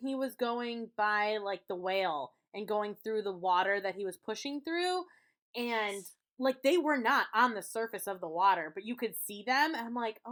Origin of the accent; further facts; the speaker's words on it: United States; I'm from America